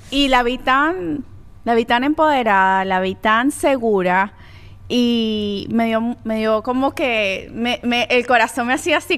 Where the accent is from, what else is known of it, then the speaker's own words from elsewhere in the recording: Venezuela; moved away as an adult; now in United States; nosotras como inmigrantes venezolanas